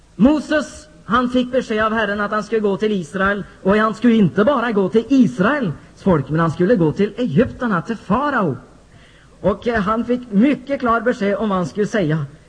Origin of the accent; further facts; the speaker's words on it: Norway; jag som norsk pingstvän från Norge